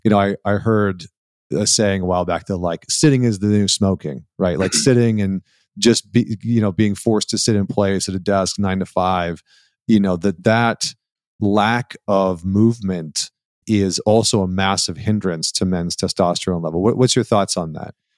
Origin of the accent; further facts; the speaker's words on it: Canada; I grew up in Canada